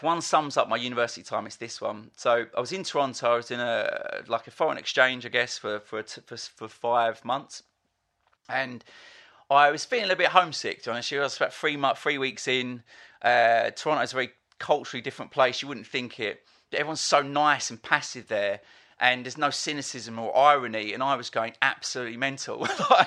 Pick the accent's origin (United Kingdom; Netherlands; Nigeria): United Kingdom; Essex, East of England; a boy growing up in Essex